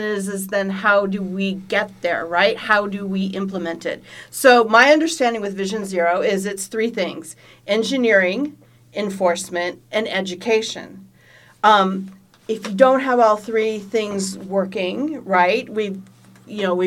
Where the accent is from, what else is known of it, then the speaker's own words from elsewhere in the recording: Los Angeles, California, United States; I grew up in Encino